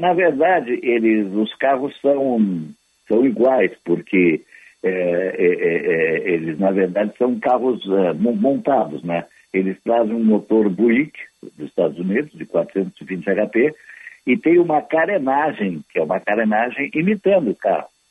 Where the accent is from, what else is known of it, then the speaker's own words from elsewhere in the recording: Porto Alegre, Rio Grande do Sul, Brazil; eu me criei aqui em Porto Alegre, no Menino Deus, pertinho da Praça Garibaldi